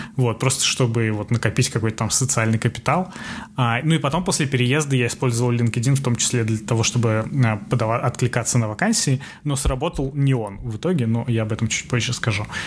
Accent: Russia; moved away as an adult; now in New York, United States

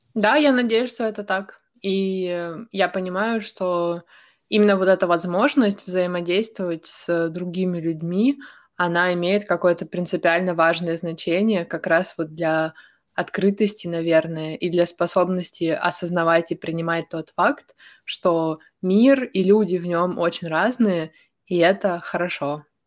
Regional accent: Ukraine; moved away; also born or lived in Sweden; я из Украины, из э, довольно большого города

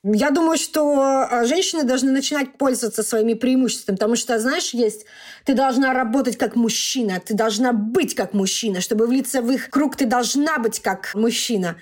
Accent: Russia; moved away as an adult; also born or lived in Mannheim, Germany; now in Germany; я из России

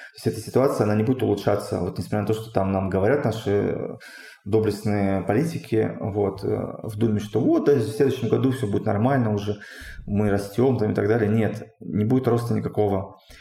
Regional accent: Russia; moved away as an adult; also born or lived in Tyumen, Russia; now in Armenia; Я говорю, ну вот, там из России

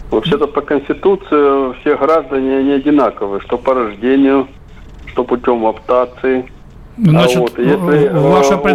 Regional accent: Crimea, Ukraine; я говорю как крымчанин, после воссоединения Крыма с Россией.

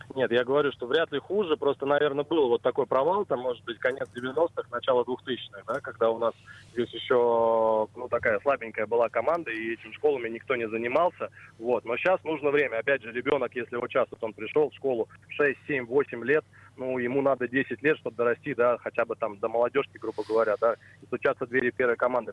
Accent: Kolpino, Saint Petersburg, Russia; moved away; also born or lived in Moscow; я родился в Колпино

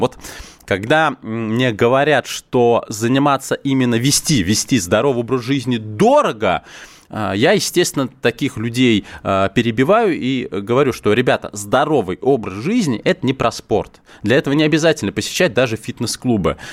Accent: Moscow, Russia; я лично, как коренной москвич

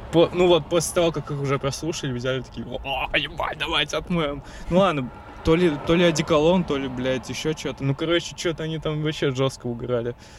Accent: Blagoveshchensk, Amur Oblast, Russia; moved away; моего родного города Благовещенска

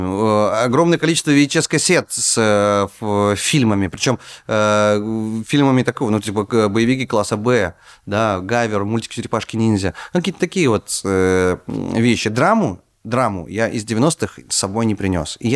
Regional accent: Far North, Russia; я рос на Крайнем Севере. Это очень далеко за полярным кругом.

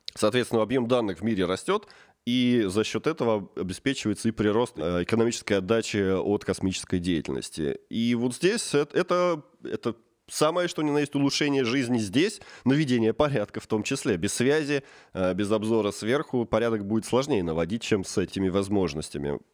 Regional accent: Tula Oblast, Russia; moved away; also born or lived in Saint Petersburg; сам я родом из Тульской области

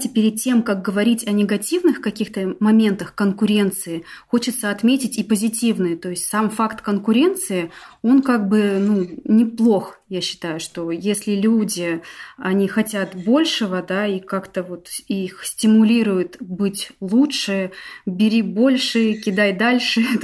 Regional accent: Novosibirsk, Novosibirsk Oblast, Russia; А, я из Новосибирска. У нас э, с мужем семейный бизнес, юридическая компания.

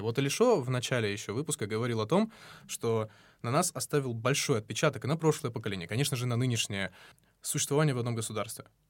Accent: North Ossetia–Alania, Russia; now in Moscow, Russia; я из Осетии

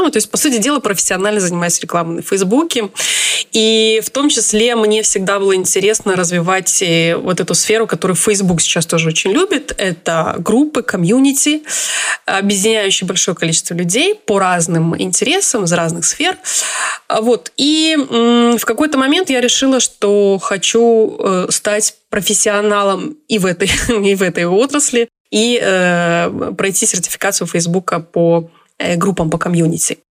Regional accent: Chelyabinsk, Chelyabinsk Oblast, Russia; now in Israel; Я живу в Израиле уже 12-13 год. А, я приехала из России, из города Челябинск.

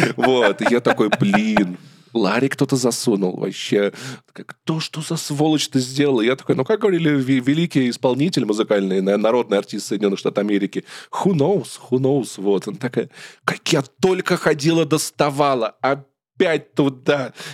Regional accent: Russia; moved away; also born or lived in Yerevan; вообще мы из России

